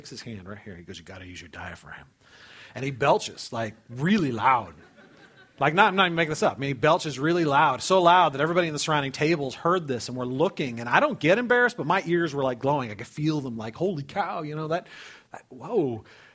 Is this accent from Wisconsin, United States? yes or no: no; California, United States; moved away as an adult; also born or lived in Dubuque, Iowa; I was raised in California. I'd never been out of California, man.